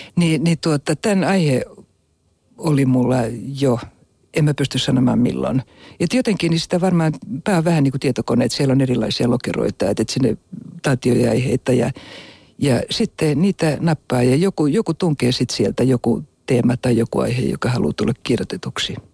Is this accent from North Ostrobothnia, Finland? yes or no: no; Helsinki, Uusimaa, Finland; also born or lived in Kokkola / Abu Dhabi; mä olin alle kaksivuotias, kun muutettiin Helsinkiin. Ja mut on jopa virallisesti valittu Stadin Friiduksi